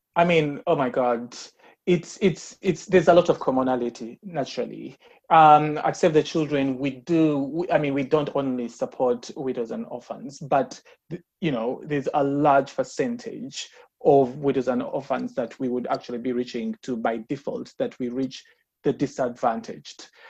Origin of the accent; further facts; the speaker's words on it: Uganda; I was born and raised in Uganda.